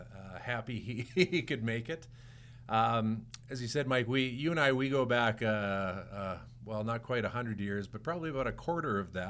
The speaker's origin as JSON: {"language": "English", "town": "St. Albert", "region": "Alberta", "country": "Canada", "said": "Well, I'm a St. Albert guy."}